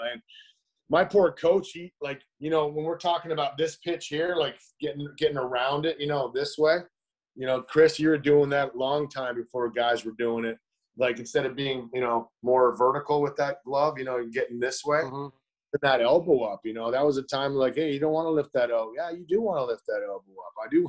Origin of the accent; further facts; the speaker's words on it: Canada; just – in being Canadian, like, we didn't even realize that I was even going to even play baseball, right?